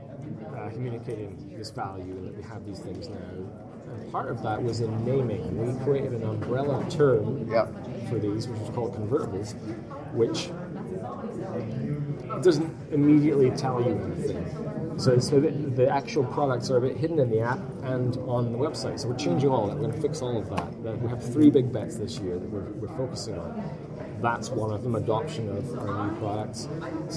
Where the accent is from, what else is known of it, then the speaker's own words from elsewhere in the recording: Canada; being Canadian